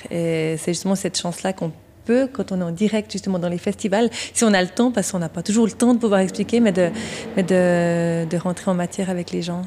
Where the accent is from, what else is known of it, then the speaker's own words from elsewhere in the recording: Vaud, Switzerland; moved away as an adult; now in Morgins, Switzerland; Je suis vaudoise à l'origine